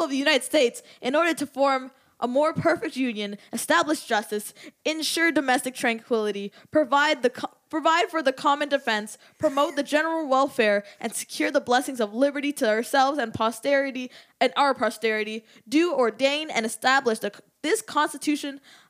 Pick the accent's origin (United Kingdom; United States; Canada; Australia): Canada; Toronto, Ontario; 416, because we're from Toronto.